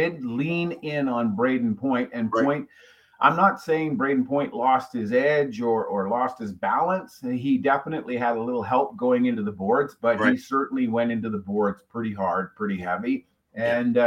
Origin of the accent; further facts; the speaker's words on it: Canada; I'm a Canadian. I grew up watching hockey fights at nauseam